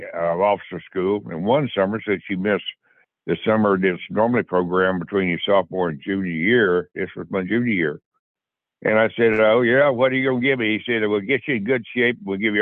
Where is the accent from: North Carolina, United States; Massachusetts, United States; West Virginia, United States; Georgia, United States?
Georgia, United States; McRae; I grew up down in McRae, Georgia.